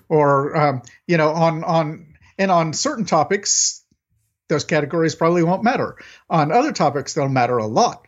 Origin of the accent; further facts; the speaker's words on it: United States; I'm an American